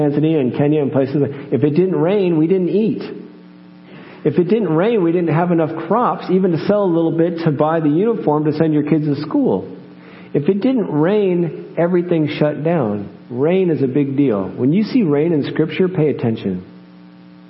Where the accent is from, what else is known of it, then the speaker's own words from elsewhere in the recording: United States; moved away as an adult; I'm American.